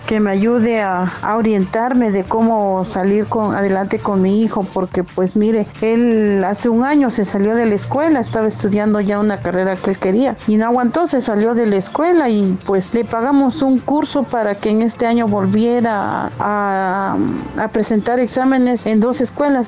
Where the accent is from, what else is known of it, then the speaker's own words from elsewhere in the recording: Tlaxiaco, Oaxaca, Mexico; soy de Tlajeaco, Oaxaca.